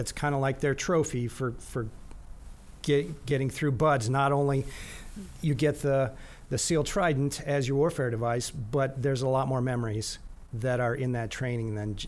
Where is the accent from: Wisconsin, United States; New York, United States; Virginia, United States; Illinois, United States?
Wisconsin, United States; Eau Claire; Eau Claire, Wisconsin. Midwest, central Wisconsin.